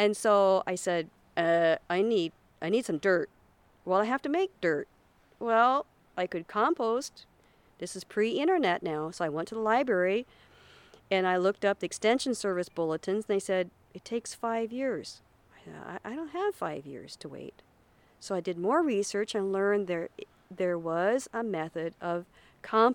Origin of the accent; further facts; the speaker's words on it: Tacoma, Washington, United States; now in Kodiak, United States; when I was growing up in Washington State